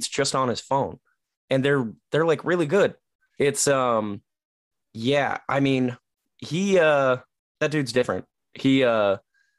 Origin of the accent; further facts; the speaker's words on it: Whittier, California, United States; also born or lived in La Habra, California / Pomona, California; now in Orange, United States; I was born in Whittier. I lived in La Habra